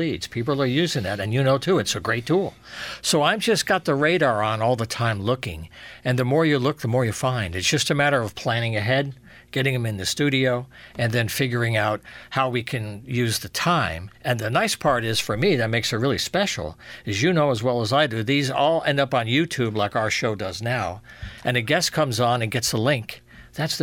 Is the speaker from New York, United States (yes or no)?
yes; New York City, New York, United States; also born or lived in Yonkers, New York; now in Eastern Connecticut, United States; Born in Yonkers, New York, raised around the Bronx area with family